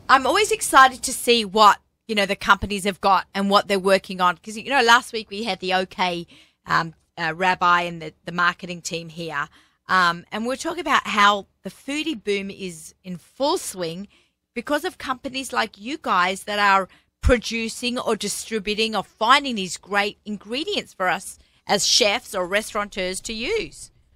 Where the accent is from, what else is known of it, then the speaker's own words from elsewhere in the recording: Australia; accent: Aussie; now in New York, United States; I'm Australian